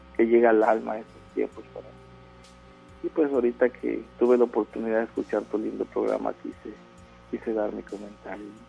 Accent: Villahermosa, Tabasco, Mexico; now in Monterrey, Mexico; Yo soy originario de Villahermosa, Tabasco

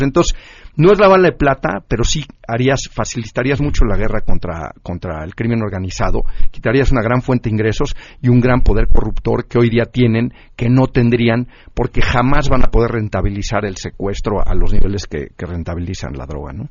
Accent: Mexico; vernos como mexicanos

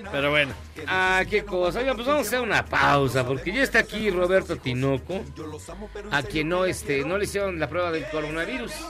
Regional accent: Clavería, Mexico City, Mexico; …, soy de Clavería.

